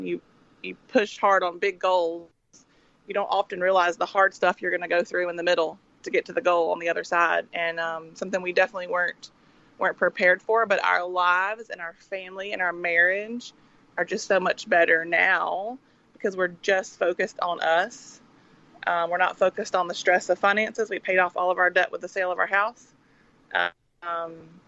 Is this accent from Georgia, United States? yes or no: yes; small town northwest of Atlanta, Georgia, United States; moved away as an adult; We were born and raised in Georgia in a pretty small town, northwest of Atlanta